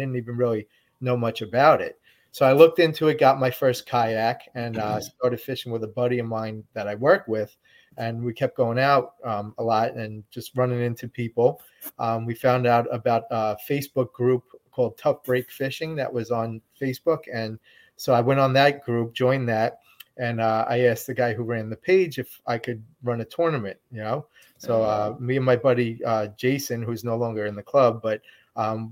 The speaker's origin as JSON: {"language": "English", "region": "New York", "country": "United States", "also_born_or_lived": "Jacksonville, North Carolina / San Diego, California", "said": "I'm from New York"}